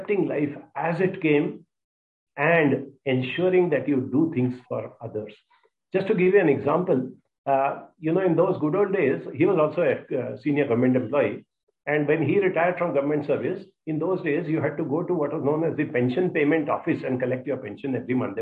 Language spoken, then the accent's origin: English; Mumbai, Maharashtra, India; also born or lived in Hyderabad; I grew up in Bombay. I finished my studies in IIT Bombay.